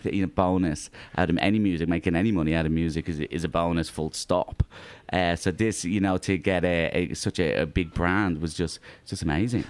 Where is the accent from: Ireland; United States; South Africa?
Ireland; now in Australia; I'm Irish